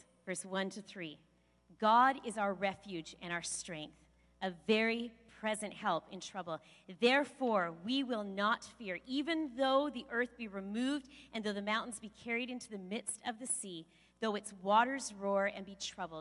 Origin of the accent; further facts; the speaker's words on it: Kelowna, British Columbia, Canada; I was born in Kelowna